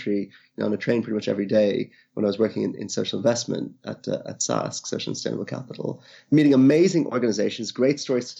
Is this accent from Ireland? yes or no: yes; Ireland; moved away as an adult; also born or lived in India; now in United Kingdom; originally from India, I grew up in Ireland, been living in the UK now for almost 20 years